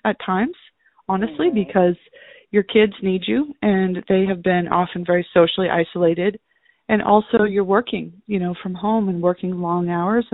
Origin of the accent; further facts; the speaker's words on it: just outside of Los Angeles, California, United States; I was raised just outside of Los Angeles